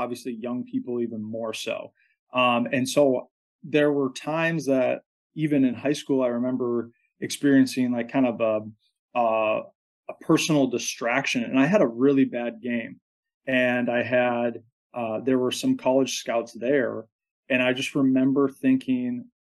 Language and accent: English; just south of the Twin Cities, Minnesota, United States; I grew up in Minnesota, just south of the Twin Cities